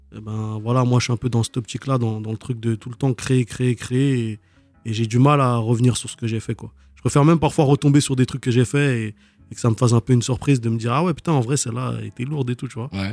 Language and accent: French; Dunkirk, Hauts-de-France, France; j'ai grandi là-bas. J'ai fait toute mon adolescence là-bas